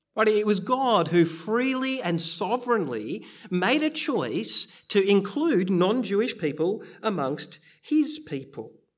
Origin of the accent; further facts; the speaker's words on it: Bendigo, Victoria, Australia; I grew up in Bendigo